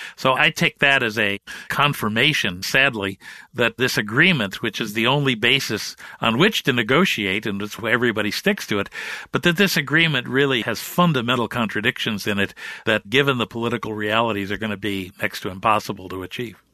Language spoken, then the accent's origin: English; Midwest, United States; I'm a Midwesterner by birth